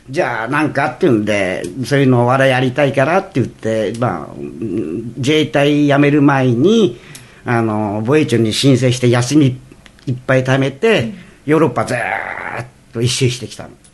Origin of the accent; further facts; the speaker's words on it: Iwate, Japan; moved away; 俺ちょうど岩手県 出身だから